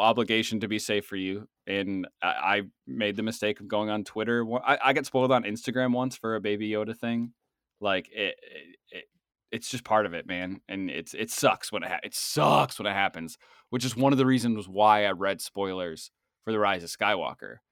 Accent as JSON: {"language": "English", "town": "Boston", "region": "Massachusetts", "country": "United States", "accent": "Boston", "said": "my Boston accent"}